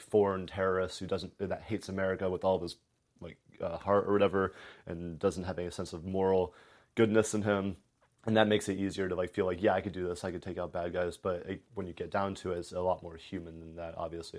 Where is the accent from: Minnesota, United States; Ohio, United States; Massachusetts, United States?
Ohio, United States; Clermont County; also born or lived in Anderson Township, Ohio; I was from Claremont County